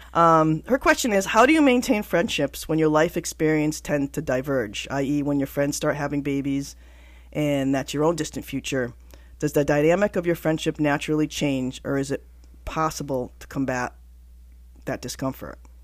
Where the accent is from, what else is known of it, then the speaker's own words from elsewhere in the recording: Connecticut, United States; I'm from Connecticut, so I kinda have an accent